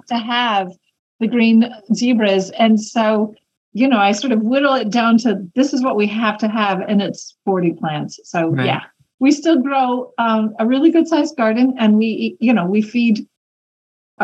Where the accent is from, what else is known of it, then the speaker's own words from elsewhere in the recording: Kentucky, United States; moved away as an adult; also born or lived in Tucson, Arizona / Indiana / Greece / France; now in Southern Appalachia, United States; I grew up in Kentucky.